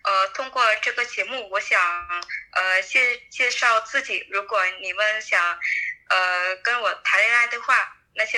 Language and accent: Chinese; Bac Ninh, Vietnam; Chinese is a second language; 我的家乡在北宁，我我的家乡离河内很近的，骑摩托车一个小时就到了。